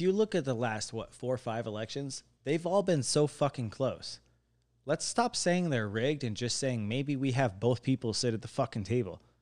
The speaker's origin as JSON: {"language": "English", "town": "Lake Havasu City", "region": "Arizona", "country": "United States", "tie": "born or raised there", "said": "our generation is the literal first generation of people who are absolute Havasovians"}